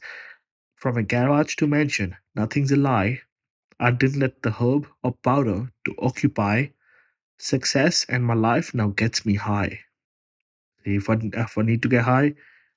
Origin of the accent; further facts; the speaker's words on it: Punjab, India; moved away as an adult; now in Australia; Punjab is my state in India